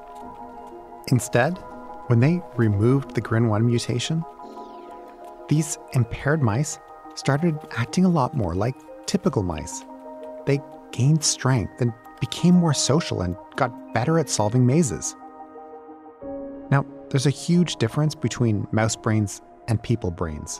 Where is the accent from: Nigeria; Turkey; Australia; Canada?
Canada; Toronto, Ontario; here in my hometown